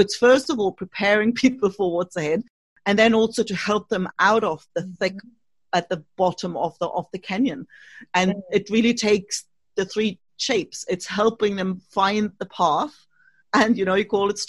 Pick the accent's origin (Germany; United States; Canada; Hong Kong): Germany; East Germany; English is a second language; moved away as an adult; also born or lived in Australia / United Kingdom; now in Spain; I was born in Germany, actually, and to be precise, in East Germany.